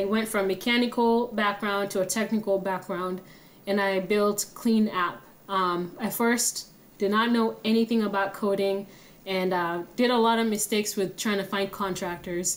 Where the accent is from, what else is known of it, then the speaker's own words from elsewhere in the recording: Kenya; moved away as an adult; now in United States; I'm originally from Kenya. Came here to the United States when I was 18 years old.